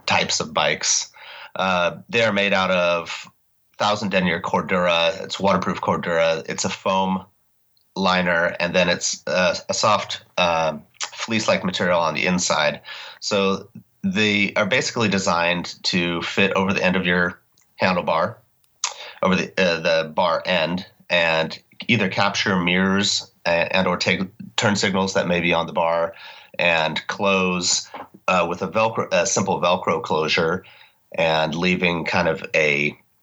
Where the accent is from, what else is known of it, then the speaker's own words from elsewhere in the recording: Portland, Oregon, United States; I'm from Oregon originally. I was born in Portland, lived here most of my life